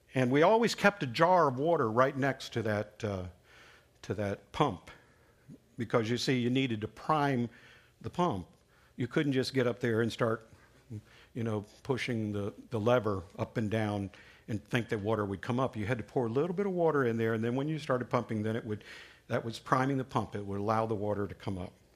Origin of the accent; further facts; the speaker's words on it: Alabama, United States; When I was growing up in Alabama, I lived with, uh, my grandparents for, for some time